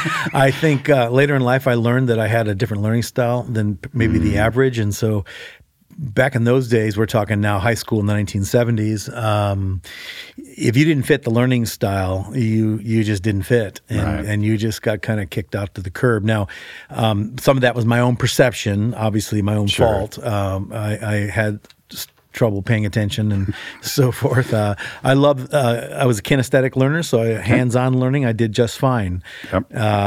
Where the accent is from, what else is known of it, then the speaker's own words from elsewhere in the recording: Chicago, Illinois, United States; I grew up in Chicago, and I wasn't a believer, and so I grew up in a pretty secular environment, big city, big high school, 4,000 kids